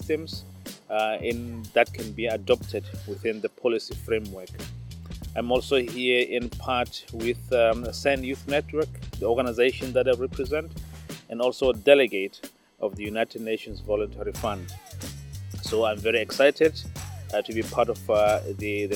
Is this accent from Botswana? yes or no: yes; west side of Botswana, western Botswana, Botswana; first language Naro; English is a second language; I'm from Botswana. I'm an indigenous person affiliated with my native tongue is Naro, and I'm from the west side of Botswana